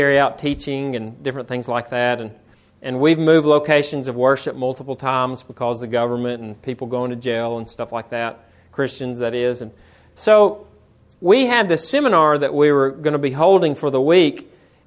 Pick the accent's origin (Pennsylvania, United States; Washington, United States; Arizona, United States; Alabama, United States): Alabama, United States; Florence; also born or lived in Tennessee; I'm from Florence, Alabama, but I grew up 1 mile from Tennessee